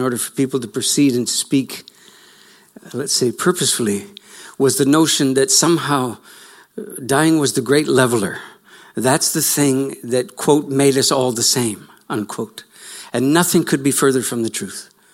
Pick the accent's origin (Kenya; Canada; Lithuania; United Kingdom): Canada; you can tell by my accent that I'm from slightly offshore